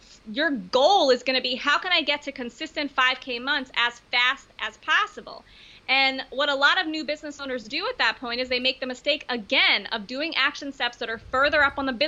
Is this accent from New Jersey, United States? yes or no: no; Baltimore, Maryland, United States; I grew up in Baltimore, Maryland